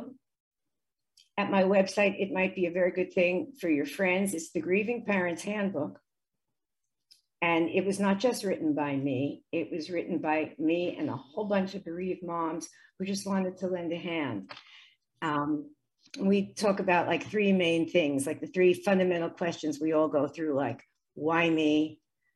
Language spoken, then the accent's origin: English; United States; I grew up in the States